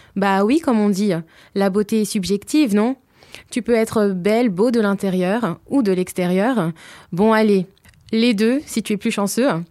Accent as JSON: {"language": "French", "area": "Hauts-de-Seine", "region": "Île-de-France", "country": "France", "tie": "born or raised there", "said": "je suis originaire des Hauts-de-Seine"}